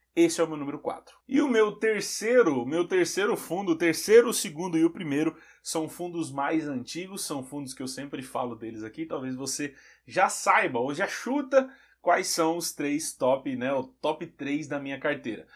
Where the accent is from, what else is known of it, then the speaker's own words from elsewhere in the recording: Santa Catarina, Brazil; eu sou de Santa Catarina